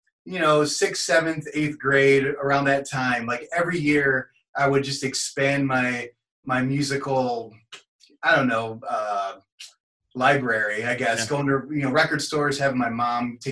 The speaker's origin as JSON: {"language": "English", "town": "Melrose Park", "region": "Illinois", "country": "United States", "tie": "born or raised there", "said": "where I grew up in Melrose Park"}